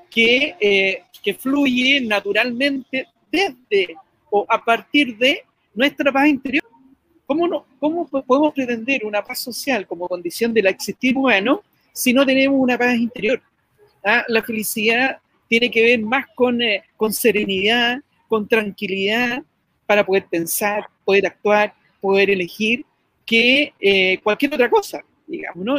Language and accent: Spanish; Chile; somos los chilenos